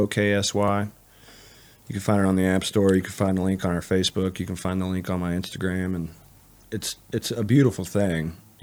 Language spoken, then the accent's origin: English; Canton, United States; I grew up in Canton.